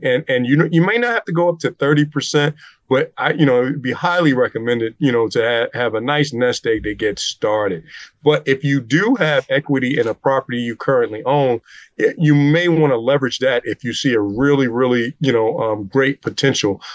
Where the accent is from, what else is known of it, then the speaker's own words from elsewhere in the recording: Newark, New Jersey, United States; we're both from Newark, so we understand the rough areas